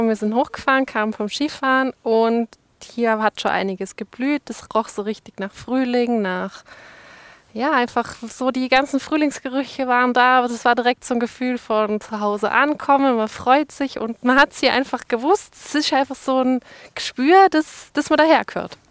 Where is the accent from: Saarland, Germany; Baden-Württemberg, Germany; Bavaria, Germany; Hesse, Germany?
Saarland, Germany; now in Montafon, Austria; Ich komme ursprünglich aus dem Saarland, also Südwesten Deutschlands